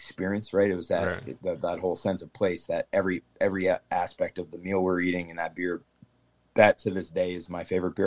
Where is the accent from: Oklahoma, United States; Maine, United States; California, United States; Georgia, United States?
Maine, United States; now in Keene, United States; I grew up in Maine